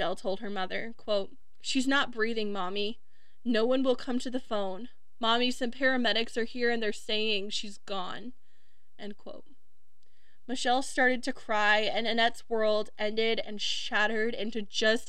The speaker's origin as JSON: {"language": "English", "region": "Wisconsin", "country": "United States", "tie": "born or raised there", "said": "my home state of Wisconsin"}